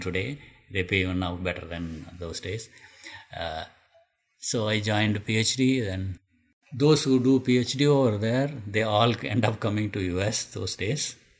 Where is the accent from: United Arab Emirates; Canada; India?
India; moved away as an adult; also born or lived in Madras; nobody went to school from my hometown at the time